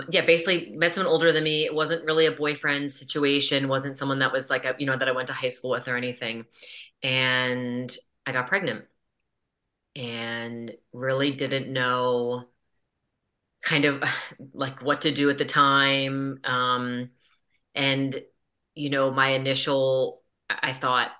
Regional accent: Hershey, Pennsylvania, United States; also born or lived in Philadelphia, Pennsylvania; I'm from Hershey, Pennsylvania, born and raised in this area

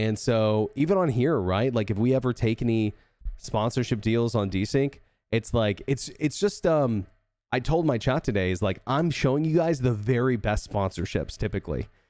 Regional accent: Texas, United States

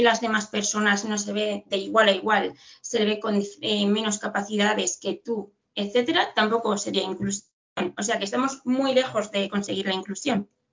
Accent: Madrid, Community of Madrid, Spain; aquí en Madrid, que somos de Madrid

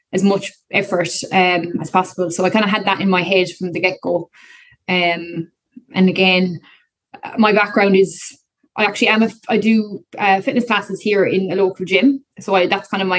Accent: Kerry, Munster, Ireland; I'm from Kerry.

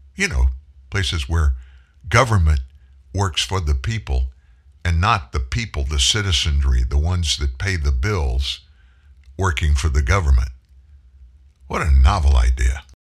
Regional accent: South Louisiana, United States; also born or lived in Texas; I was born in Texas. My extended family, cousins and aunts and uncles all live in the greater Houston area. My family immigrated to South Louisiana when I was four. Been in Louisiana pretty much ever since

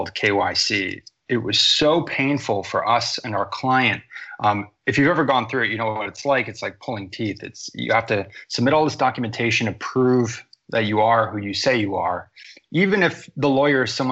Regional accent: United States; also born or lived in Boston, Massachusetts; I grew up in America

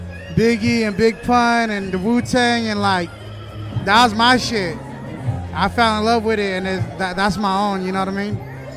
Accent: Fresno, California, United States; moved away as an adult; now in Southern California, United States; born and raised my whole life in the east side of Fresno.

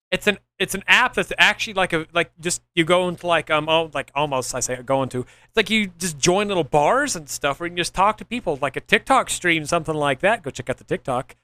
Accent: Oklahoma, United States; I'm from Oklahoma

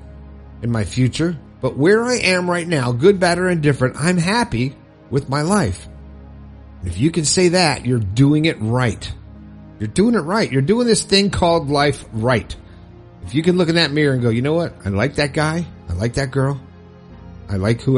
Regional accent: Fort Lauderdale, Florida, United States; from my stomping grounds in Fort Lauderdale

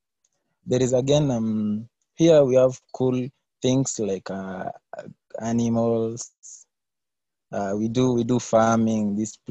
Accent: Kenya; I'm from Kenya. Yeah, Africa, in Africa.

